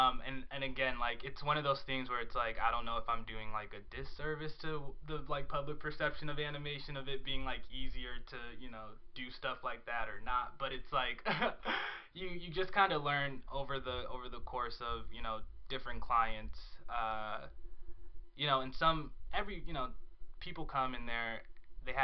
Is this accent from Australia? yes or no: no; Chicago, Illinois, United States; So I've been out here for 2 years, and I come from Chicago. Moved here from Chicago.